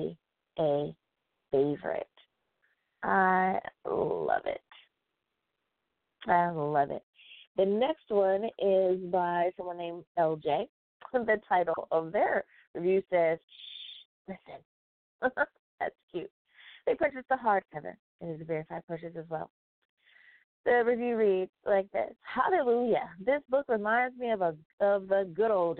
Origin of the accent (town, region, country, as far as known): United States